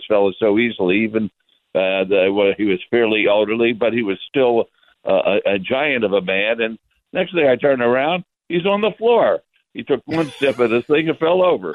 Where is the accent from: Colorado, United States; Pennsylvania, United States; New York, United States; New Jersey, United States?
Pennsylvania, United States; Philadelphia; now in Las Vegas, United States; I'm from West Philadelphia originally